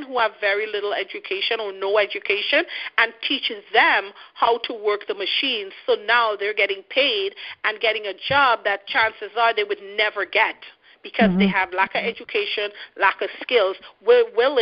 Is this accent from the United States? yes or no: no; Trinidad & Tobago; now in Canada; a person like me from another third world country, which Trinidad is, I live in Canada